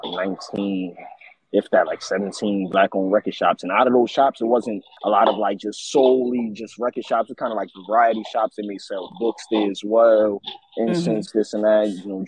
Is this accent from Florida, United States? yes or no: no; New York City, New York, United States; I'm from Crown Heights, Brooklyn